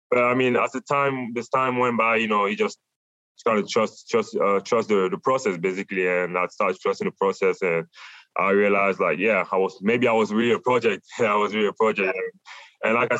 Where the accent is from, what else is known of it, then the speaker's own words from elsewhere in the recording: Douala, Littoral, Cameroon; now in Tucson, United States; I'm from Africa